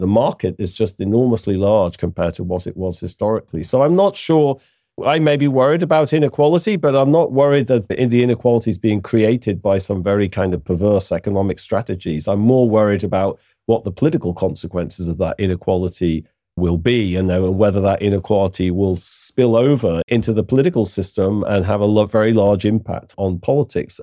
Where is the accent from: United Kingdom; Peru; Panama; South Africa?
United Kingdom; I'm British